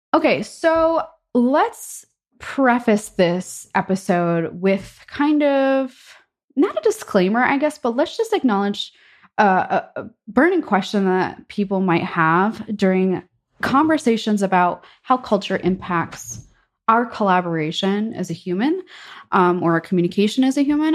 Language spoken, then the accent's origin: English; United States; as an American